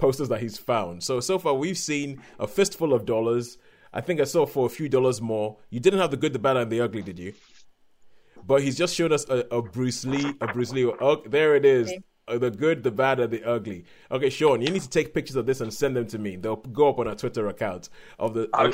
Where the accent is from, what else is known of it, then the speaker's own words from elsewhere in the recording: Lagos, Nigeria; growing up in Nigeria in the 1980s